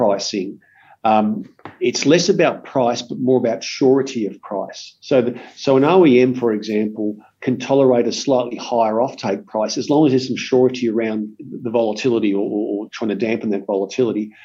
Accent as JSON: {"language": "English", "country": "Australia"}